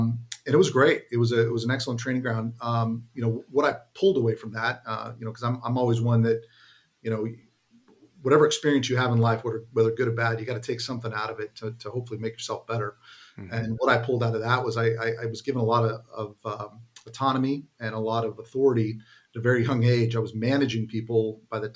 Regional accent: San Jose, California, United States; also born or lived in Santa Clara, California; now in Danville, United States; I grew up in the San Jose area

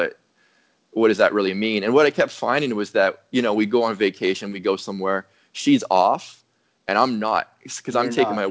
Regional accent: Ottawa, Ontario, Canada; moved away as an adult; now in Texas, United States; I'm a Canadian born and bred, living in Texas.

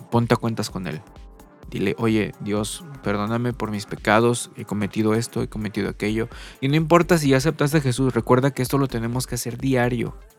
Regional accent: Mexico; aquí en mi país, México

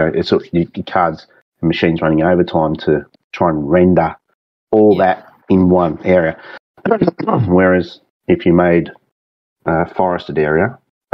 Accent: Singleton, New South Wales, Australia; accent: thick Aussie; also born or lived in Sydney; it's my hometown. I was born there

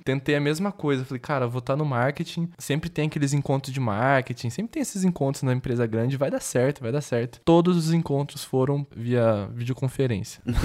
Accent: Londrina, Paraná, Brazil; moved away as an adult; also born or lived in São Paulo / Campinas; now in Porto Alegre, Brazil; eu fui criado dentro de Londrina, no Paraná

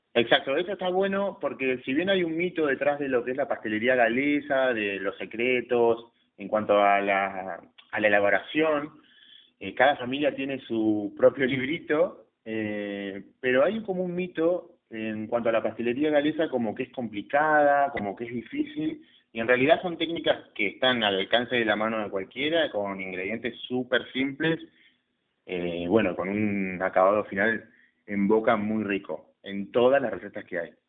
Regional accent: Patagonia, Chubut, Argentina; also born or lived in Trelew; la llegada de, los galeses, y los colonos galeses a nuestra tierra

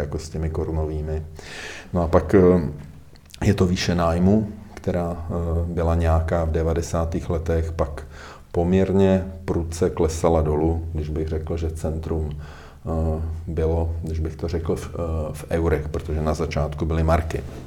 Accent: Czechia; jsme mistry světa jako Češi

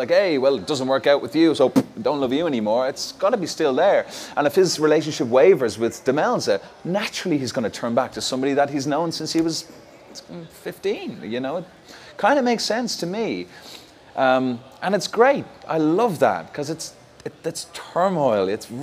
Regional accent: Ireland; being Irish

